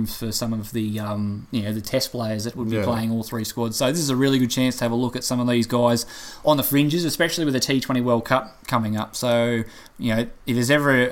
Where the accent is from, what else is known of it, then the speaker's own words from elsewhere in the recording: Australia; as an Australian fan